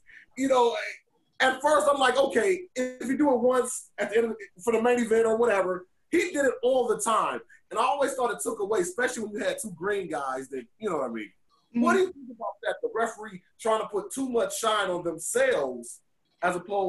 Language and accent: English; Michigan, United States; I'm from the Michigan area